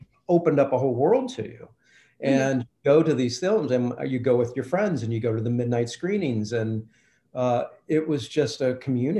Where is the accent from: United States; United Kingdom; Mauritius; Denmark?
United States; Lexington, Kentucky; also born or lived in Louisville, Kentucky; I was born in Louisville, but I grew up in Lexington.